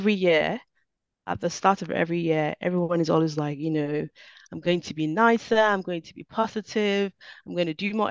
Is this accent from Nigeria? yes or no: yes; Nigeria; I am Nigerian born